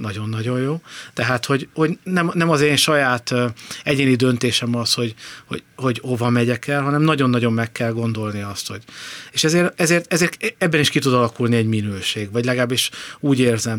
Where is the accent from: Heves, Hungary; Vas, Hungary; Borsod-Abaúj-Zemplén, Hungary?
Vas, Hungary; Szombathely; moved away as an adult; also born or lived in Budapest / village near Balaton; now in near Lake Balaton, Hungary; én szombathelyi vagyok, szombathelyről az egyetemre jöttem Budapestre